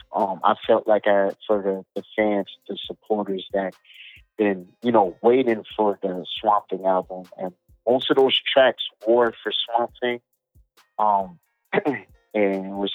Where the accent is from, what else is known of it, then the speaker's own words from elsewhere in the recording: near the Everglades, Broward County, South Florida, United States; born and raised near the Everglades